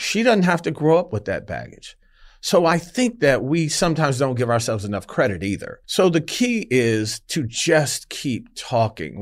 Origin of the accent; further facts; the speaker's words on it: Detroit, Michigan, United States; I grew up in Detroit